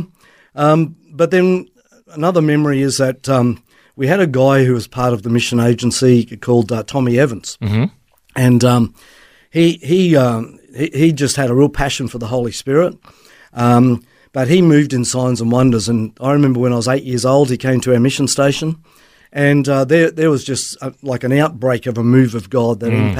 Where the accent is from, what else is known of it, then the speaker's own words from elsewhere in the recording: Papua New Guinea; also born or lived in Melbourne, Australia; Well, I was born in Melbourne, but raised in Papua New Guinea. My parents were missionaries there for two decades, and so grew up in the jungle in a missionary family.